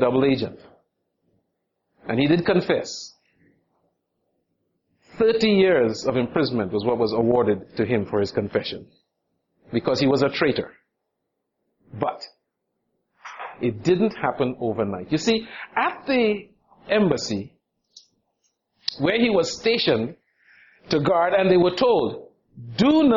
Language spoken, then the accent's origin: English; United States; also born or lived in Trinidad; I grew up in the United States. So the United States was home